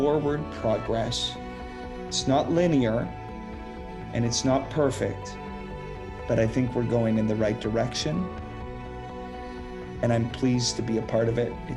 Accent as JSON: {"language": "English", "town": "Saskatoon", "region": "Saskatchewan", "country": "Canada", "tie": "born or raised there", "said": "growing up in Saskatoon"}